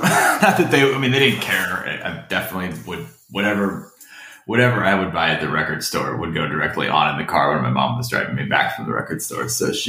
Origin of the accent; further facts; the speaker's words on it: Florida, United States; also born or lived in Ohio; I was born in Ohio, but I've lived here since I was six. So it's like there's a little, I'm sure there's a little bit of formative weirdo in me from Ohio, but the rest of the weirdos from Florida.